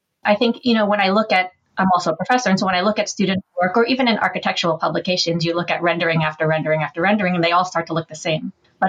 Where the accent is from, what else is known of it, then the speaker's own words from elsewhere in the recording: New York City, New York, United States; also born or lived in Washington State; now in New York City, United States; I was born in the Bronx, so far, far away from the Washington State. I was born in the Bronx, and my grandparents were first-generation immigrants. I was a city kid